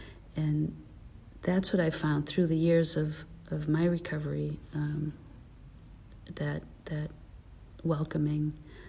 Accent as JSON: {"language": "English", "region": "Massachusetts", "country": "United States", "said": "I'm from Massachusetts"}